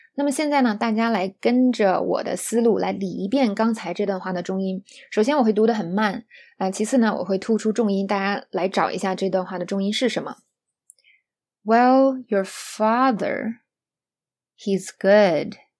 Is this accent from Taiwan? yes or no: no; China; 我们中国人